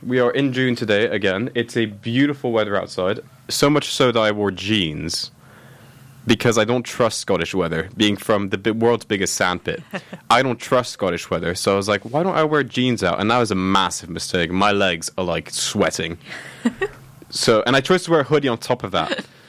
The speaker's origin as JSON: {"language": "English", "country": "Oman", "tie": "born or raised there", "said": "only now can I give an actual answer of I grew up in Oman because my parents have actually settled there and are not going to leave and they're permanently settled."}